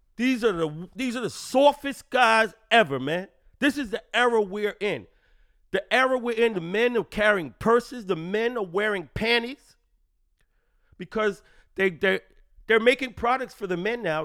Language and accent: English; New York City, New York, United States; I'm a New Yorker